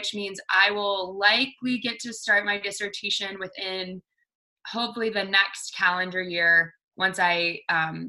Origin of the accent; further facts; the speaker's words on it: the South, United States; I grew up in the South